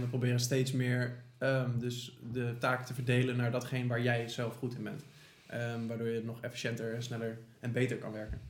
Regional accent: The Hague, South Holland, Netherlands; wij komen natuurlijk uit Den Haag

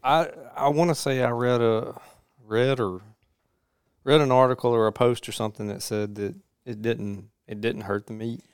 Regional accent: Jones County, Mississippi, United States; I grew up in Jones County

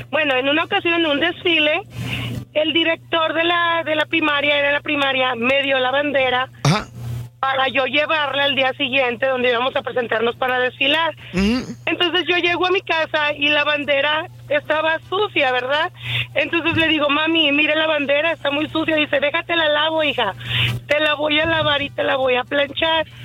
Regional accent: Ocotlán, Jalisco, Mexico; Ah, soy de Jalisco, cerca de Guadalajara, Ocotlán.

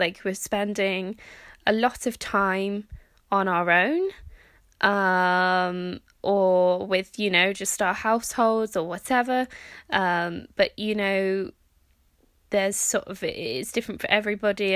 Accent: United Kingdom; also born or lived in Norway / Canada; I am technically British

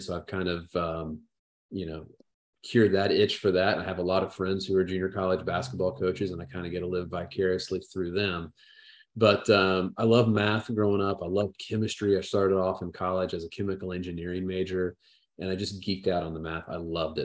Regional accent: Southern Indiana, United States; I grew up in the Midwest and small town in Southern Indiana.

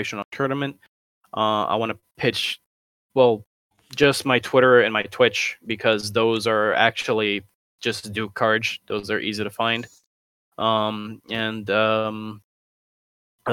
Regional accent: Brazil; I come from Brazil

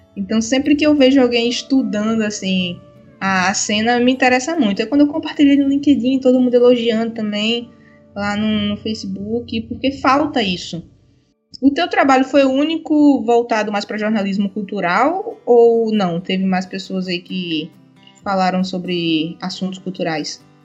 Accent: Pernambuco, Brazil; moved away; also born or lived in Paraíba / João Pessoa; eu venho do Nordeste, eu sou de Pernambuco

